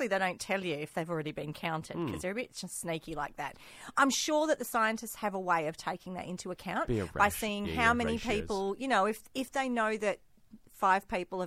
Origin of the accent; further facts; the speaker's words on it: Australia; I'm an Australian because that is my nationality.